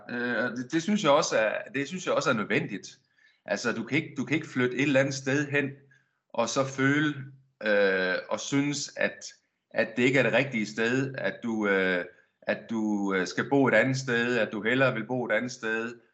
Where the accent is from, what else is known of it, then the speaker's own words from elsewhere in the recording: Denmark; moved away as an adult; also born or lived in Silkeborg / Verona / Milan / Birmingham; now in Spain; jeg har boet hele mit liv, hele min opvækst, der har jeg været i Danmark